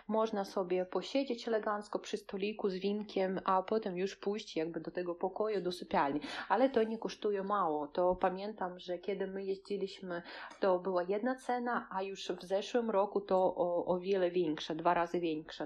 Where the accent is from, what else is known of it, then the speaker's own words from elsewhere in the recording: Kaliningrad, Kaliningrad Oblast, Russia; Polish is a second language; nad zatoką tutaj u nas w Kaliningradzie